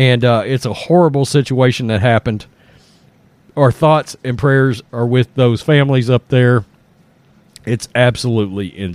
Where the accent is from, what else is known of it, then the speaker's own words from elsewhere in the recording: Texas, United States; I'm from Texas